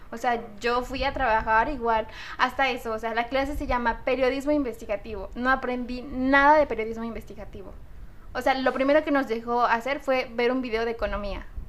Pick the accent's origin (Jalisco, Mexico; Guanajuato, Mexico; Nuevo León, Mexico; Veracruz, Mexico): Veracruz, Mexico; Córdoba; soy de Córdoba